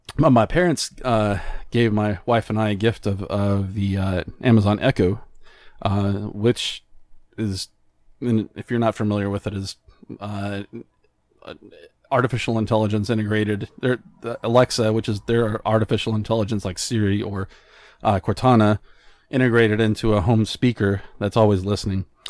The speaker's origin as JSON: {"language": "English", "region": "New Mexico", "country": "United States", "also_born_or_lived": "Albuquerque, New Mexico", "moved": "yes", "said": "I'm originally from New Mexico"}